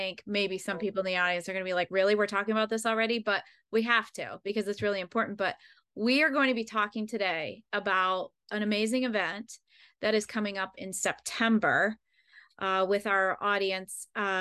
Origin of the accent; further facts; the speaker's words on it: Pennsylvania, United States; moved away; I grew up in Pennsylvania.